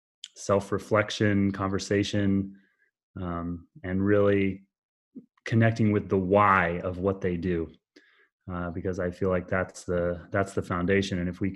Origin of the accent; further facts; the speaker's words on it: Oregon, United States; also born or lived in Boston, Massachusetts; when I was a really small child in Boston, which is where I actually was born, although I grew up in Oregon.